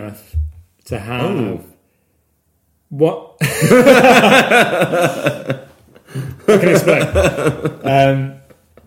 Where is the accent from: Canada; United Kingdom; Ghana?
United Kingdom; West Country, South West England; We're both from the West Country